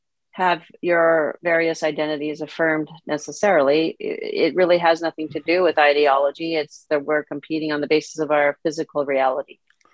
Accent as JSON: {"language": "English", "country": "Canada", "also_born_or_lived": "South America", "said": "part of the reason why I was in South America as a Canadian was my parents were Christian missionaries"}